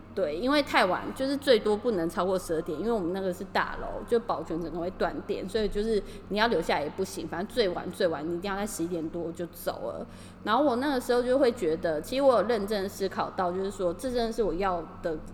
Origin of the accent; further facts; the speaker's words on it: Taiwan; now in Tokyo, Japan; 对我是台湾人来说